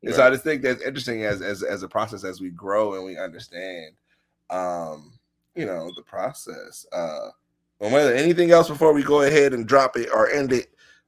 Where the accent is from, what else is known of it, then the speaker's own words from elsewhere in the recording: Maryland, United States; I mean, I come from Maryland. I used to drive from Silver Spring to like Bowie.